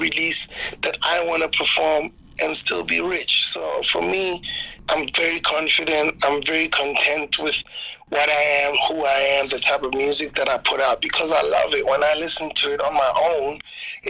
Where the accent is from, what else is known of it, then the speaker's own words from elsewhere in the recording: South Africa; as a South African artist